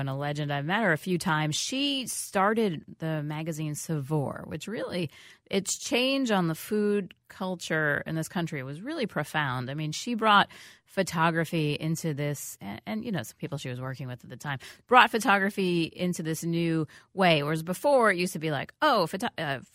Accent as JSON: {"language": "English", "country": "United States", "said": "I am an American."}